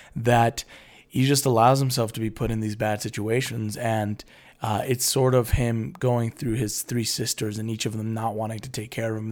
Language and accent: English; Jalisco, Mexico; So we're both from Jalisco, which is a state in Mexico.